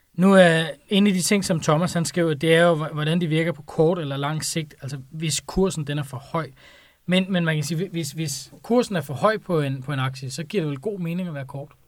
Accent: Denmark

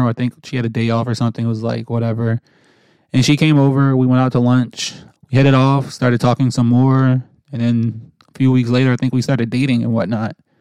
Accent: New Jersey, United States; moved away as an adult; now in North Carolina, United States; we were born and raised in New Jersey

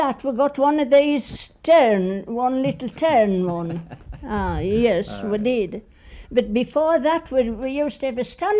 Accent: Foss Head, Gale, Yorkshire and the Humber, United Kingdom; I think I was about 3 years old when we come there.

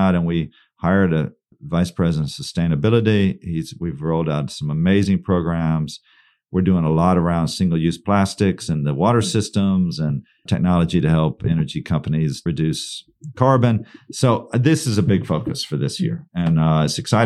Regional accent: Texas, United States; I'm from Texas.

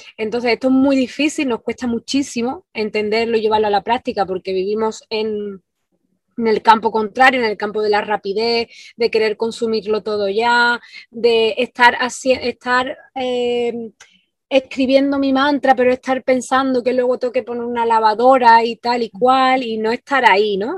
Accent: Andalusia, Spain; moved away as an adult; now in Ibiza, Spain; soy del sur de España, de, Andalucía, de, una ciudad pequeñita

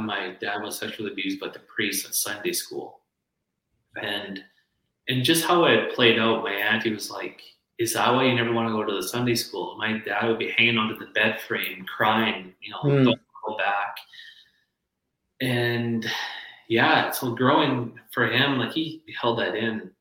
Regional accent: Lloydminster, Canada; Lloydminster, my hometown

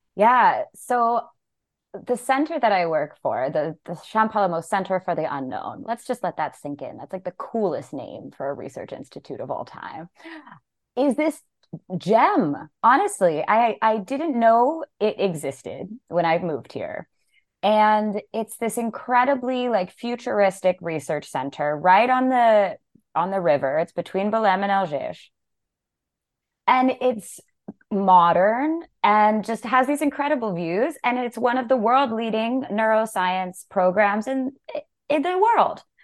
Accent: Las Vegas, Nevada, United States; moved away as an adult; also born or lived in San Francisco / Berlin; now in Portugal; I was born in San Francisco. I grew up in Las Vegas.

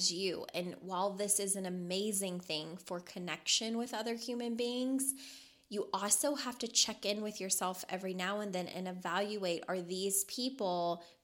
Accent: Louisville, Kentucky, United States; moved away as an adult; now in Las Vegas, United States; I was born and raised in Louisville, Kentucky

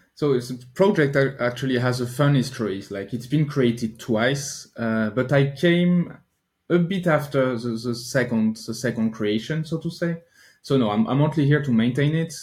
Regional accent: Normandy, France; now in near Paris, France; I grew up in France, but I lived in Normandy, so most no, northwestern part of France, not not in Paris

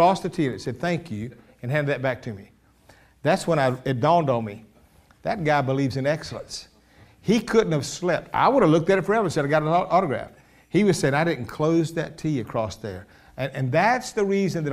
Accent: Columbus, Georgia, United States; Columbus, Georgia

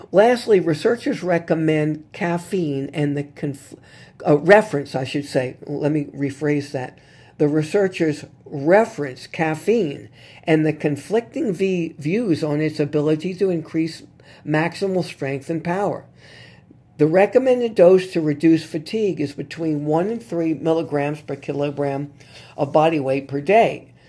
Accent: New Orleans, Louisiana, United States; here in my hometown of New Orleans

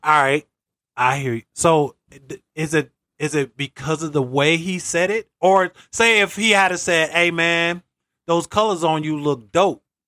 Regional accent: Greenville, North Carolina, United States; growing up in North Carolina, shout out Greenville

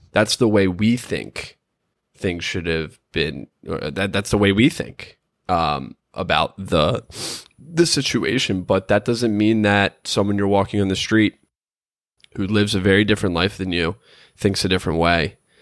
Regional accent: United States; as an American

